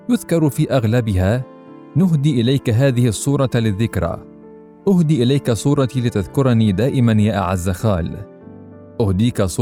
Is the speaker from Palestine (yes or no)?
yes; Palestine; also born or lived in Beirut, Lebanon; انا الفلسطيني المولود في بيروت من اب قضى جل عمره بين السجون والمنفى وام فلسطينيه ولدت لاجئه في لبنان انا المتنقل بين عواصم الارض وسائح في الشتات من لبنان لسوريه لليمن لتونس لمصر وانتهاء بغزه